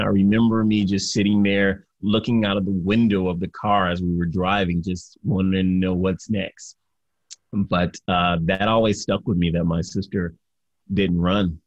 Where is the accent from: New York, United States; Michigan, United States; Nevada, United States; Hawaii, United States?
Michigan, United States; Detroit; I grew up in Detroit, Michigan